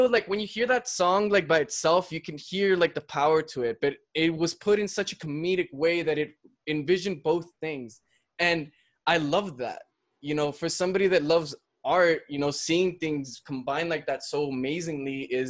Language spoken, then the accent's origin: English; El Paso, Texas, United States; we're here from El Paso